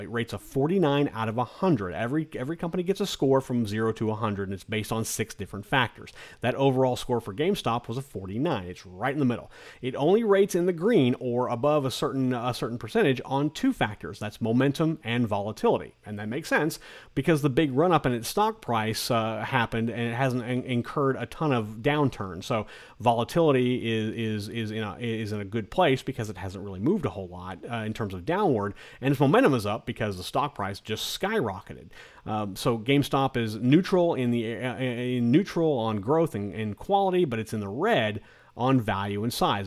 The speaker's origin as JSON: {"language": "English", "region": "Kansas", "country": "United States", "also_born_or_lived": "South Carolina", "moved": "yes", "lives_now": "South Florida, United States", "said": "our oldest son decided to move back to our home state of Kansas"}